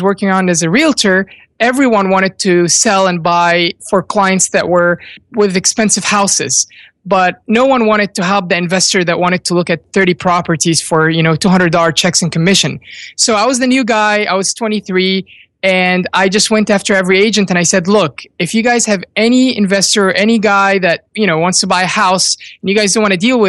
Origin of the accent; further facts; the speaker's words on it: Virginia, United States; also born or lived in Egypt; we moved from Egypt when I was young to Virginia, and I went to VCU